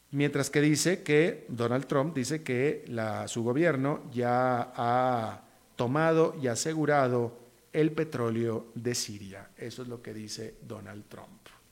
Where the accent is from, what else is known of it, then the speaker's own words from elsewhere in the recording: Costa Rica; como tico